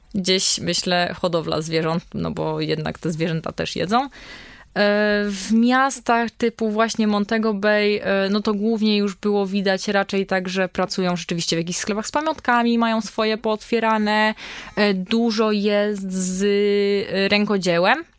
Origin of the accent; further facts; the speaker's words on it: Poland; jesteśmy z Polski